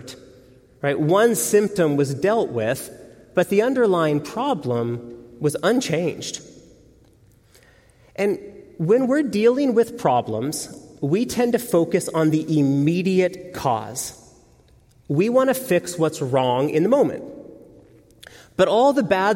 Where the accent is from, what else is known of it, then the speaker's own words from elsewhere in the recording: outside of Seattle, Washington, United States; I grew up outside of Seattle